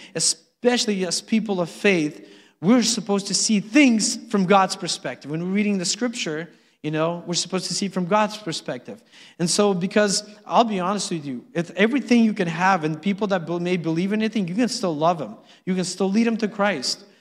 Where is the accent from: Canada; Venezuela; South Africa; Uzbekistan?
Uzbekistan; now in United States; I was born in Uzbekistan